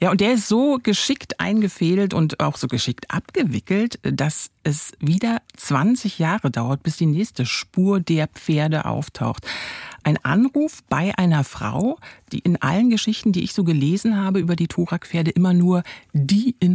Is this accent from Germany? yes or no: yes; East Germany, Germany; Ich bin in der DDR groß geworden.